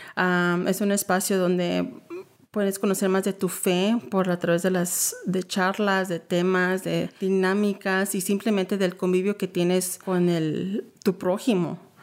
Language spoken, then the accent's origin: Spanish; Dallas, Texas, United States; also born or lived in Garland, Texas; soy ah, hija de Agustín y María Sánchez, que vienen de Michoacán, mm. pero yo soy nacida aquí en Dallas